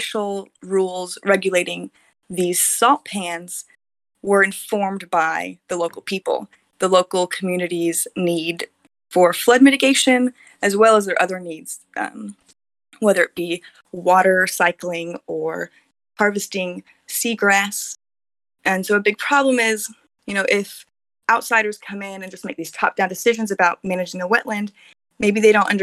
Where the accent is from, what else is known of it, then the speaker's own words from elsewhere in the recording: Texas, United States; moved away as an adult; now in Taiwan; in my home state of Texas